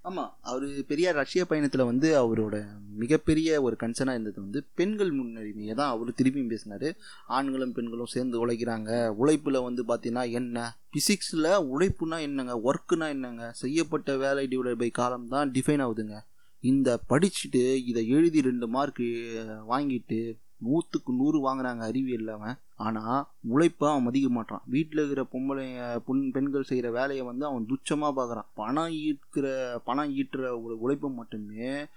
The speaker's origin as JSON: {"language": "Tamil", "town": "Kanchipuram", "region": "Tamil Nadu", "country": "India", "tie": "born or raised there", "said": "நான் காஞ்சிபுரத்தில் பிறந்தேன்"}